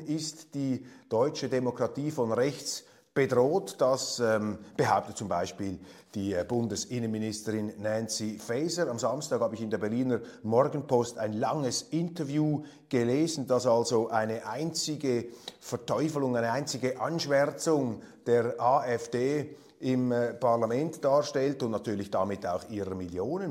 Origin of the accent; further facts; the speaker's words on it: Switzerland; als Schweizer